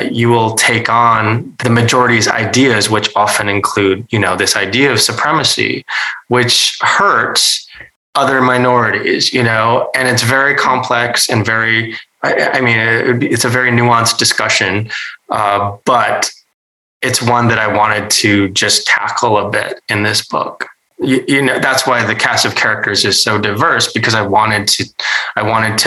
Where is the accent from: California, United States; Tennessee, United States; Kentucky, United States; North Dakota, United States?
North Dakota, United States; I grew up in North Dakota with white parents